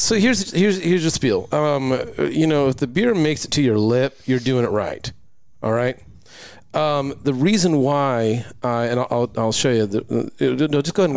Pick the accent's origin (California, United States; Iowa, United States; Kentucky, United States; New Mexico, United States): California, United States; Lakewood; moved away; also born or lived in Long Beach; I grew up in the Lakewood Bellflower area